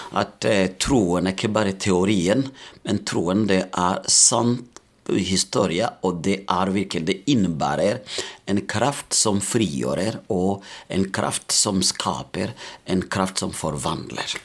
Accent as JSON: {"language": "Norwegian", "country": "Burundi", "second_language": "Norwegian", "moved": "as an adult", "lives_now": "Molde, Norway", "said": "Jeg kommer opprinnelig fra Burundi"}